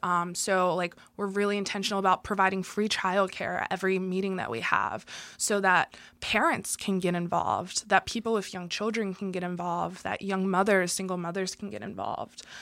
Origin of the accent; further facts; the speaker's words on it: Philadelphia, Pennsylvania, United States; born and raised in Philadelphia in a white working class neighborhood